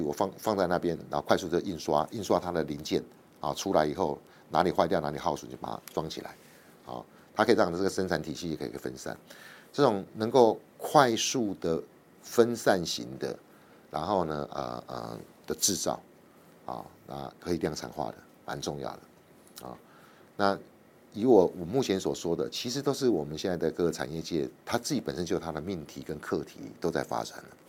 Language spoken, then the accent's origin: Chinese; Taiwan; 我们台湾人